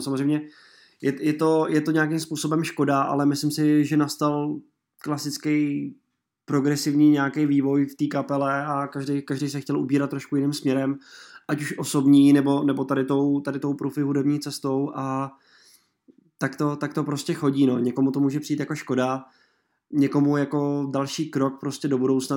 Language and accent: Czech; Mělník, Central Bohemian Region, Czechia; now in Prague, Czech Republic; Já jsem z Mělníka původem, ale žiju teda už nějaký ten pátek v Praze